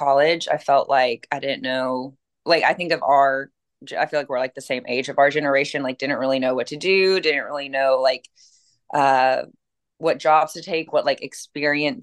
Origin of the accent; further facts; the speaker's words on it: Western Kentucky, United States; moved away as an adult; now in Nashville, United States; I'm from a small town in Western Kentucky. So definitely did not grow up even knowing what the word like styling meant